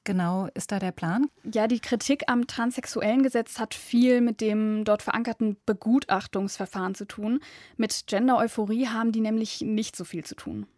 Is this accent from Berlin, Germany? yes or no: no; Düsseldorf, North Rhine-Westphalia, Germany; Ich komme aus Düsseldorf